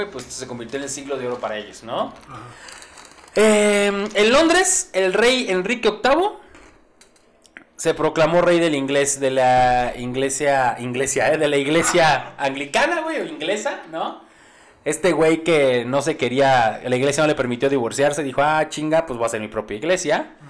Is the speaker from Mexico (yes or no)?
yes; Mexico; yo soy mexicano